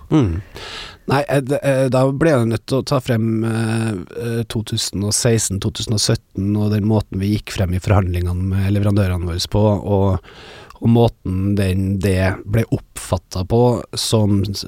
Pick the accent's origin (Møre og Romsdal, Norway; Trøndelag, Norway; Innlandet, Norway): Trøndelag, Norway; vi er jo trøndere